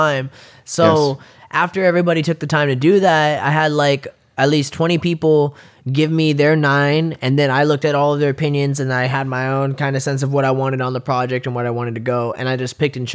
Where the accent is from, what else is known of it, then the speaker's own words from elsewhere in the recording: San Bernardino, California, United States; moved away; growing up in San Bernardino and just being of an indigenous descent